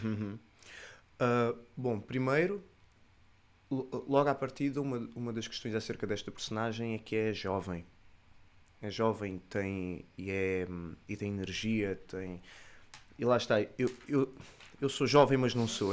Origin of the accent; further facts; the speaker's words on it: Sines, Alentejo, Portugal; sou de Sines, Sou um siniense. Sou um siniense de, de gema